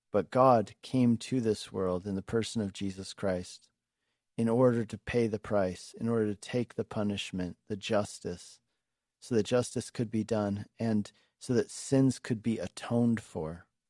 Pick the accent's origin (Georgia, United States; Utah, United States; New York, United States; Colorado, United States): Colorado, United States; Denver; moved away as an adult; also born or lived in Hungary / Longmont, Colorado; I'm a Colorado native, um, and I grew up in Denver.